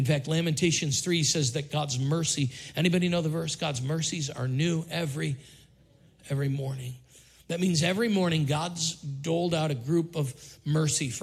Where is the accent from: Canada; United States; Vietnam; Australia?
United States; Syracuse, New York; now in Richmond, United States; We grew up in Syracuse where it's 100 inches of snow every winter